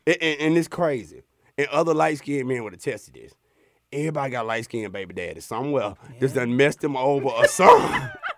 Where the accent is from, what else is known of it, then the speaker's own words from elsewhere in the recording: Alabama, United States; from Alabama. I ain't never even heard that one.